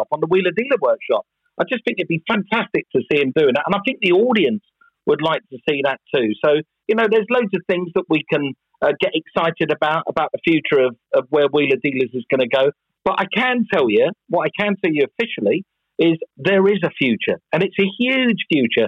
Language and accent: English; England, United Kingdom; moved away as an adult; also born or lived in Los Angeles, United States; I'm an Englishman. I live in England and I still pay my taxes in England. My family is still there. My home is still there.